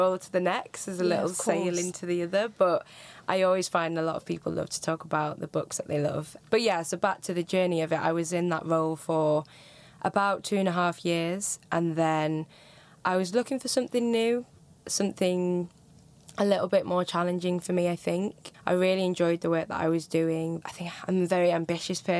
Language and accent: English; Manchester, North West England, United Kingdom; accent: Northern; moved away as an adult; now in London, United Kingdom; I'm originally from Manchester, so there's Northern accents